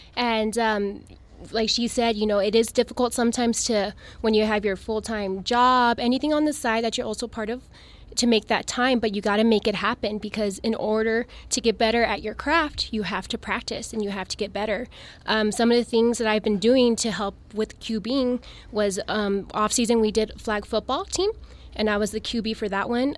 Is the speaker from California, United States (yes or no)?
no; El Paso, Texas, United States; I'm originally from El Paso. I went to El Paso High School